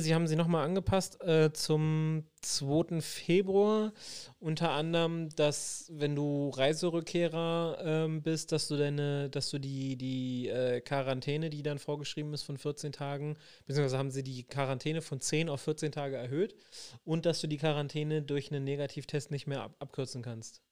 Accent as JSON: {"language": "German", "region": "Berlin", "country": "Germany", "tie": "born or raised there", "said": "bin ja groß geworden in Wilmersdorf."}